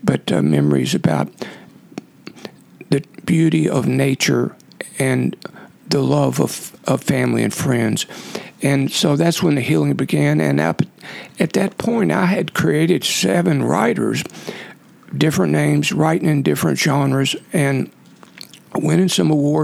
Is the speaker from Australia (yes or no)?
no; Ohio County, western Kentucky, United States; also born or lived in Iceland; I grew up in Ohio County in western Kentucky